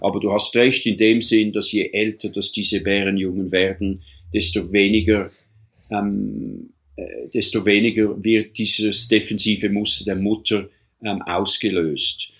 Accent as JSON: {"language": "German", "country": "Switzerland", "also_born_or_lived": "Canadian Rocky Mountains, Canada", "moved": "as an adult", "lives_now": "Canada", "said": "ich bin eigentlich Schweizer, habe Doppel, Doppelbürgerschaft, bin Kanada-Schweizer, lebe seit bald ja, 37 Jahren jetzt hier in Kanada"}